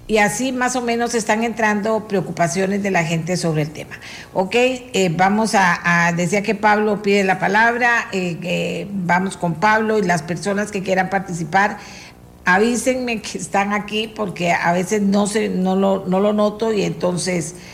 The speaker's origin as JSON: {"language": "Spanish", "country": "Costa Rica", "said": "Soy un joven con 33 años, graduado en las mejores universidades de Costa Rica. No veo en mi país oportunidades de crecimiento y desarrollo personal y profesional."}